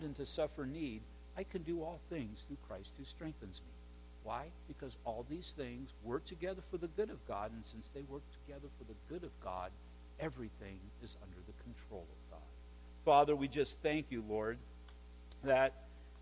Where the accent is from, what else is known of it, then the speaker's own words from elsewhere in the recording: United States; we're all Americans